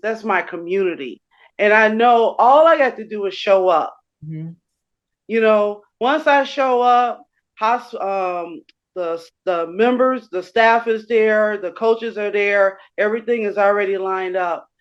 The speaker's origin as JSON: {"language": "English", "town": "Chicago", "region": "Illinois", "country": "United States", "tie": "born or raised there", "said": "I grew up in Chicago on the west side of Chicago."}